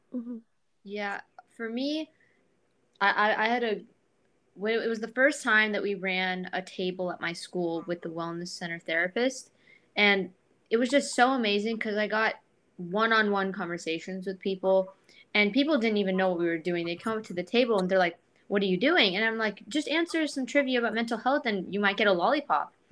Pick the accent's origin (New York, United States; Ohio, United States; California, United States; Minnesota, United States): California, United States; Thousand Oaks; I'm from Thousand Oaks, California, near Los Angeles